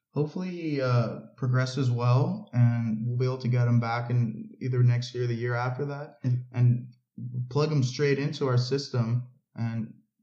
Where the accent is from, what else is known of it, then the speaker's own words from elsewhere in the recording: United States; growing up in America